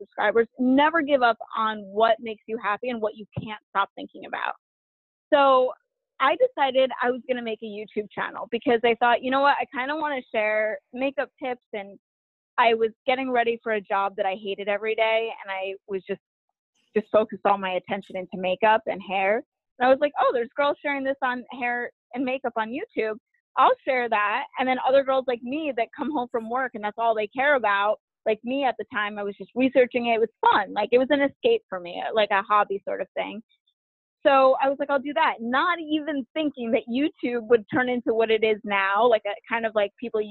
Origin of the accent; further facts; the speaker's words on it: New York, United States; growing up in New York